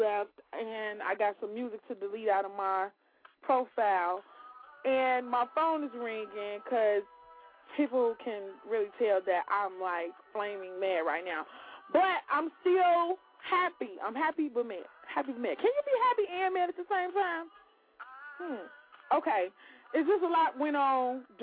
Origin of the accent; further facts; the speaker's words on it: Chicago, Illinois, United States; I'm from the West Side